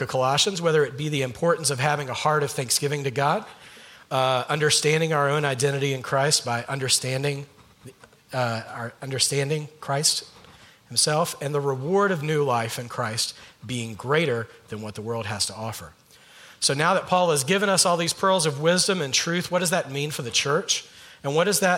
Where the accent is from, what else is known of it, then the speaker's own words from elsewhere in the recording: Georgia, United States; moved away as an adult; also born or lived in North Carolina; now in California, United States; Allison, my wife, and I are mainly from the state of Georgia.